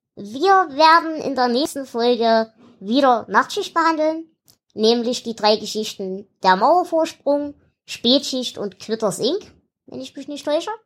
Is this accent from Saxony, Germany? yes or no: yes; Erzgebirge, Saxony, Germany; ich komme ja aus dem Erzgebirge. Also aus dem tiefsten Hinterland, wo nicht mal die Römer hin wollten